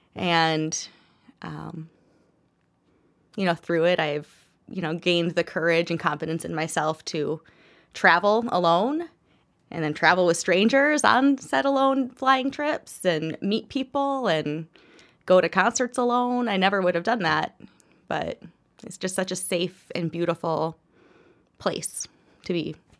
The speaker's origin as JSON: {"language": "English", "region": "Minnesota", "country": "United States", "tie": "born or raised there", "also_born_or_lived": "Kalamazoo, Michigan / Fargo, North Dakota", "said": "I have lived in Minnesota most of my life. Um, born in Michigan, moved here when I was six. Then uh, left, spent about eight years in Fargo, North Dakota"}